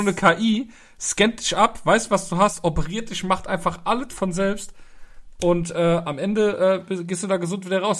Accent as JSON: {"language": "German", "country": "Germany", "said": "bei uns in Deutschland"}